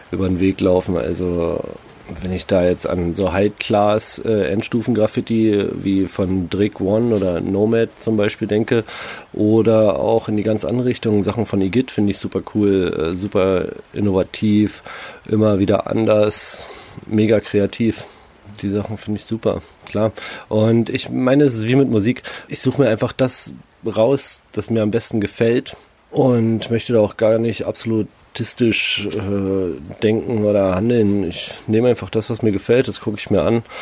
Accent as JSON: {"language": "German", "region": "Berlin", "country": "Germany", "tie": "born or raised there", "said": "ich bin halt in Berlin groß geworden, ne? Da ja, es ist eine Metropole wie wir alle großen Städte."}